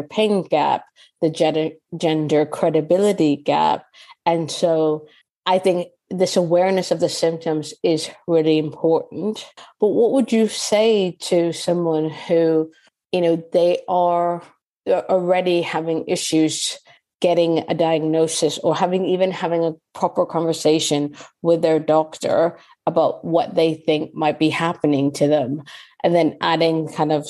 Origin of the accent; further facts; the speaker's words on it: Canada; now in United Kingdom; I'm Canadian